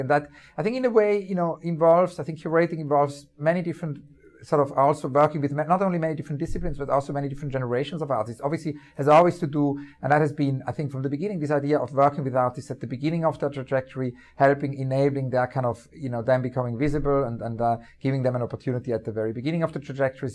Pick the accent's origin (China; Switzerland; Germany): Switzerland; Winterthur, Zurich; moved away; near where I grew up, um, in the eastern part of Switzerland.